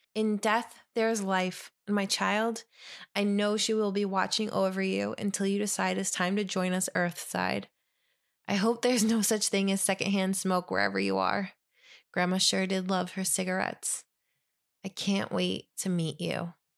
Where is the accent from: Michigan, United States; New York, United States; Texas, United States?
New York, United States; Ithaca; now in New Jersey, United States; I grew up in Ithaca